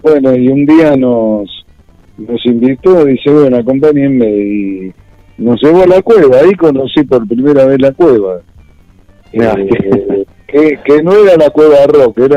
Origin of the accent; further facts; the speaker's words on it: Buenos Aires, Argentina; yo no estaba muy lejos de, de Valentín Alcina, porque yo soy de Pompeya.